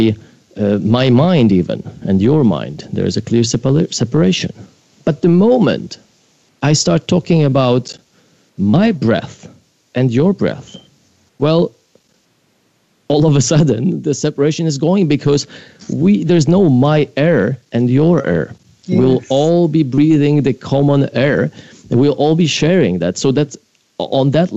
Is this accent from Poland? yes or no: yes; Poland; moved away; I grew up in Poland